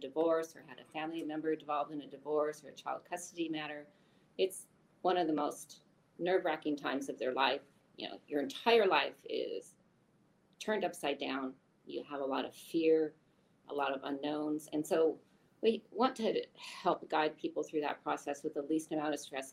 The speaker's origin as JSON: {"language": "English", "region": "Eastern Washington State", "country": "United States", "tie": "born or raised there", "also_born_or_lived": "Tacoma, Washington / Seattle, Washington", "said": "I was born and raised in Washington State, though I grew up on the east side of the mountains versus the west side of the mountains"}